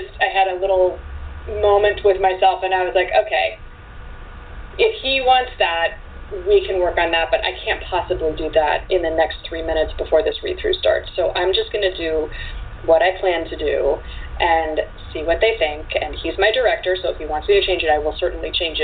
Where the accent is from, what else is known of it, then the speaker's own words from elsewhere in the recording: Washington, District of Columbia, United States; I grew up in Washington, D.C.